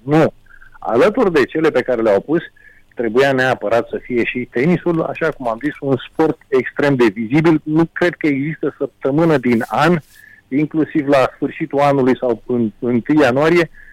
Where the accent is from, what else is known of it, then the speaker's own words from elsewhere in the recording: Romania; ca român